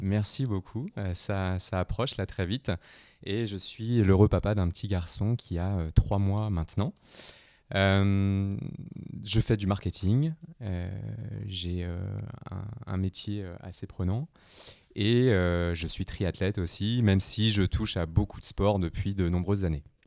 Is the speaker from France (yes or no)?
yes; Brittany, France; je viens de la Bretagne, donc j'étais, j'étais plutôt dans l'eau tous les étés